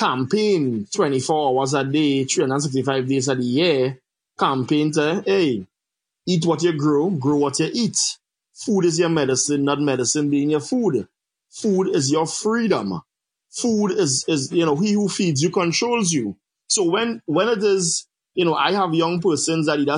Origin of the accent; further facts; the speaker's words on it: Siparia, Trinidad & Tobago; I'm from Trinidad and Tobago, south of the island, Siparia. Some people might say Siparia, but the writing is Siparia. I grew up on a farm.